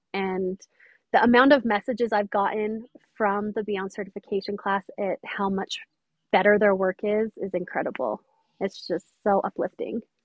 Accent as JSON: {"language": "English", "town": "St. George", "region": "Utah", "country": "United States", "said": "I am from St. George, Utah"}